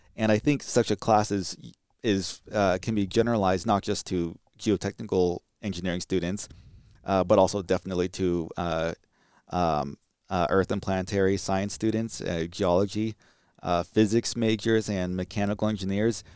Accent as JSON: {"language": "English", "region": "California", "country": "United States", "moved": "yes", "said": "I'm from California."}